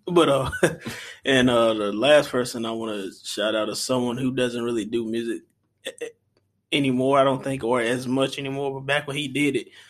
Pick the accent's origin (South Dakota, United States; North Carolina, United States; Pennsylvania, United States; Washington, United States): North Carolina, United States; Eden; also born or lived in Reidsville, North Carolina; I'm from Eden.